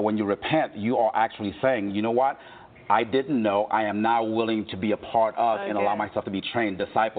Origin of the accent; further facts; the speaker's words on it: Haiti; English is a second language; now in United States; I'm not exactly from America myself. I'm originally from Haiti.